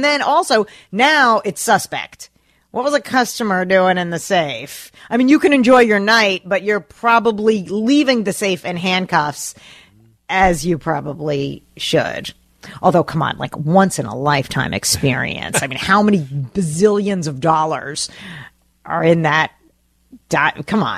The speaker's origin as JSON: {"language": "English", "region": "New Jersey", "country": "United States", "moved": "yes", "lives_now": "Minnesota, United States", "said": "I'm from New Jersey"}